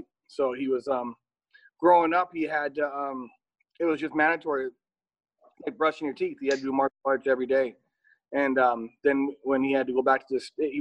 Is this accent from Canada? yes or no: yes; Coquitlam, British Columbia, Canada; also born or lived in Toronto, Ontario; I grew up in Coquitlam